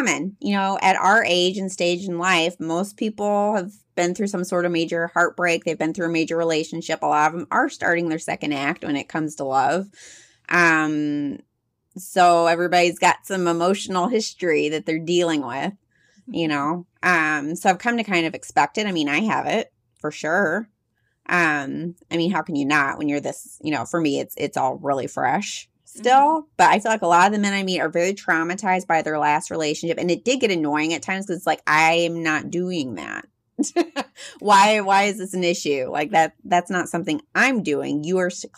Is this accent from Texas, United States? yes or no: yes; Texas, United States; accent: Texas mixed with some Midwest; moved away; also born or lived in Midwest; I grew up in Texas, which you might be able to hear a little bit my voice mixed with some Midwest